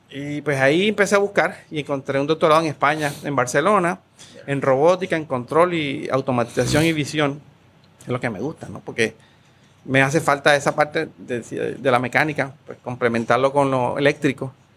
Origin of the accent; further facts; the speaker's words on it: Colombia; moved away as an adult; also born or lived in Mayagüez, Puerto Rico; now in Puerto Rico; yo soy colombiano. Llegué a Puerto Rico hace 20 años a estudiar aquí en una maestría en la UPR de Mayagüez.